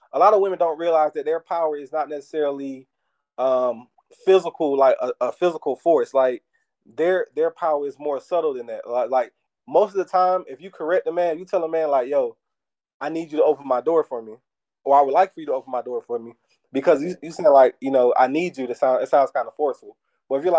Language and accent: English; the South, United States; growing up in the South